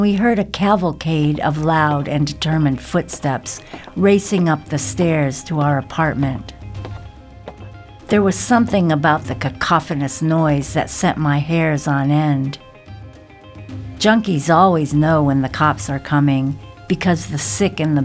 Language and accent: English; the South, United States; moved away; surviving the South